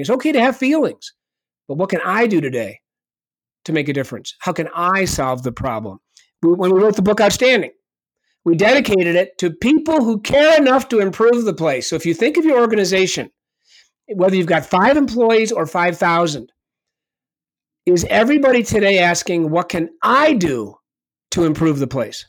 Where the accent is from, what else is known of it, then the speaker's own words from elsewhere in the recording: Ithaca, New York, United States; my father was the coach at Re, uh, Cornell University for about twenty-five years, so I grew up on the Cornell University campus.